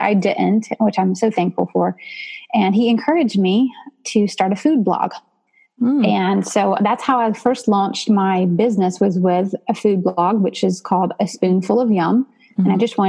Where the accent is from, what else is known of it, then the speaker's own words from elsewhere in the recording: Georgia, United States; now in Nashville area, United States; I grew up in Georgia actually. So I'm a transplant, but I'll claim it as home now.